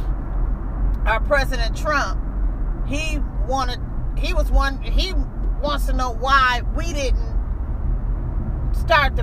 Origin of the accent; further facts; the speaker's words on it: United States; We are Americans